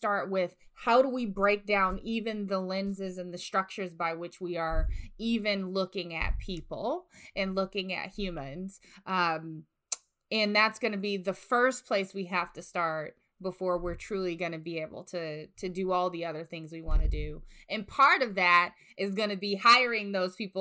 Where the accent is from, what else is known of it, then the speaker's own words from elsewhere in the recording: the South, United States; born and raised in the South